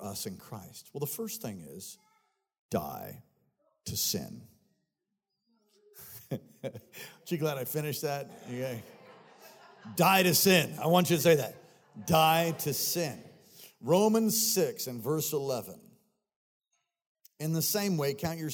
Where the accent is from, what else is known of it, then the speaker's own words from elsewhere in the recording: United States; I was born here